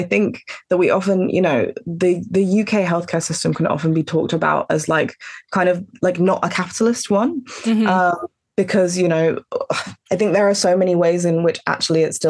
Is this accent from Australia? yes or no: no; Antigua & Barbuda; I'm from Antigua, my family's from Antigua